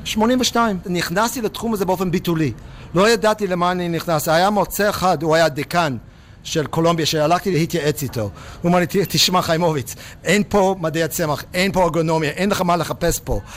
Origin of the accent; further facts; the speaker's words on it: Pittsburgh, Pennsylvania, United States; Hebrew is a second language; moved away as an adult; also born or lived in Jerusalem, Israel; now in Israel; בפיטסבורג איפה שגדלתי